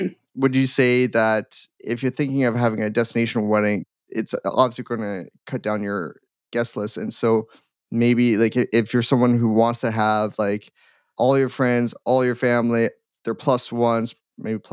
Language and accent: English; Edmonton, Alberta, Canada; I'm from Edmonton